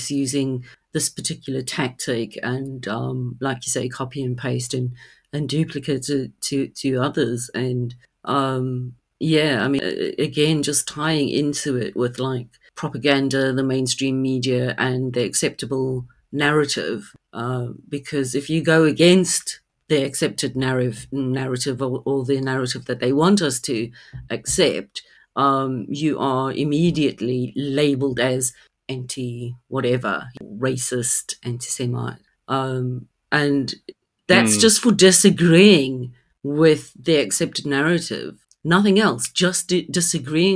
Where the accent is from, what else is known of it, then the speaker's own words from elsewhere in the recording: South Africa; now in United Kingdom; I mean, I grew up in South Africa